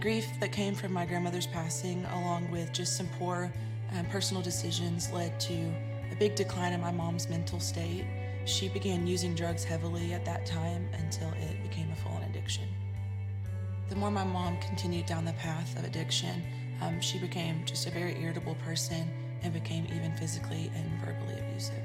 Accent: Central Texas, United States; I was born in Central Texas to a single mom who was working graveyard at the time.

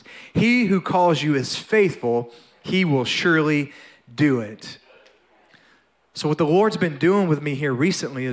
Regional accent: North Louisiana, United States; I was born and raised in Louisiana, all right? And so actually North Louisiana, I'm a redneck, not a Cajun.

